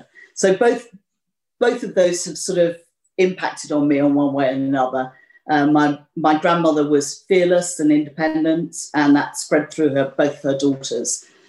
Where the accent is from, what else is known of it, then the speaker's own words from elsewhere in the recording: Malaysia; I was born and brought up in Malaysia to parents who had met and married in Malaysia.